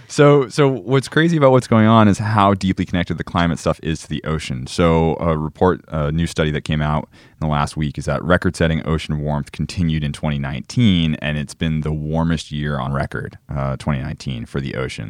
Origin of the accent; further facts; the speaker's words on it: Falmouth, Massachusetts, United States; moved away; my hometown of Falmouth, Massachusetts, in the northeast of the United States